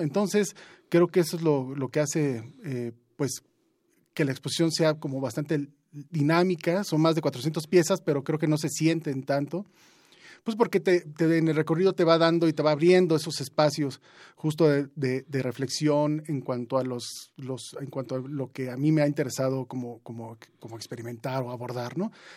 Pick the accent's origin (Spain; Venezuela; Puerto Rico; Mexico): Mexico; Juchitán, Oaxaca; now in Mexico City, Mexico; yo vengo de Juchitán, pero también he crecido mucho tiempo aquí en la Ciudad de México